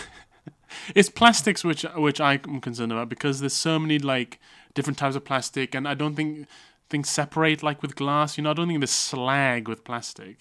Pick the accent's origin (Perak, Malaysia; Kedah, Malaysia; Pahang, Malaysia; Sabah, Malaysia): Sabah, Malaysia; Kota Kinabalu; when I was growing up in Malaysia